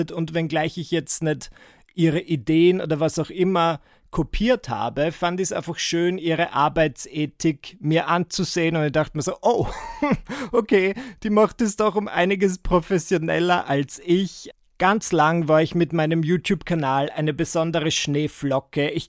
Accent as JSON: {"language": "German", "town": "Müllendorf", "region": "Burgenland", "country": "Austria", "said": "Also ich bin aus Müllendorf im Burgenland und die Anna ist aus Mörbisch."}